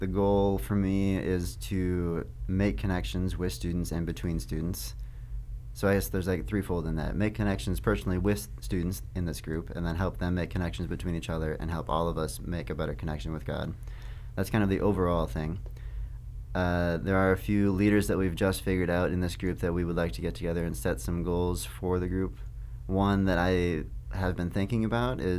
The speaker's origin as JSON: {"language": "English", "town": "Cannon Falls", "region": "Minnesota", "country": "United States", "tie": "born or raised there", "moved": "yes", "said": "my hometown, Cannon Falls."}